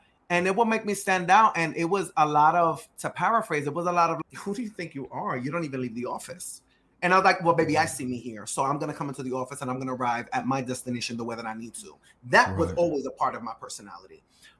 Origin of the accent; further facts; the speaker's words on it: New York City, New York, United States; Now, you and I are both Dominican. We're both from Dykeman, or we're both from uptown, right? We understand the culture.